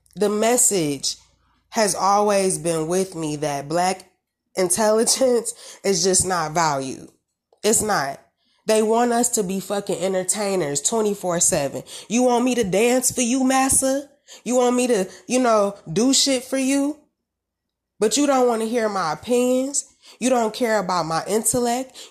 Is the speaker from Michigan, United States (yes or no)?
yes; Detroit, Michigan, United States; I'm from Michigan